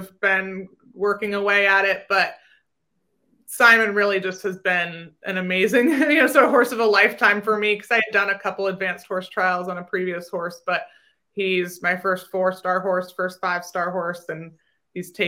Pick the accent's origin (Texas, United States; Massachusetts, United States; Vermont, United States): Vermont, United States; I grew up in Vermont eventing